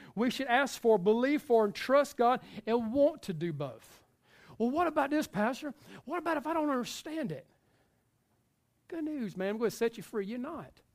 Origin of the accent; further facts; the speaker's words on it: the South, United States; we are from the South